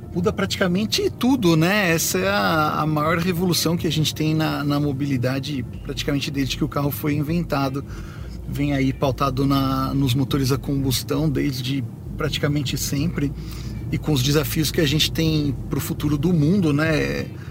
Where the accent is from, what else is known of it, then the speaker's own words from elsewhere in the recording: Brazil; eu, como brasileiro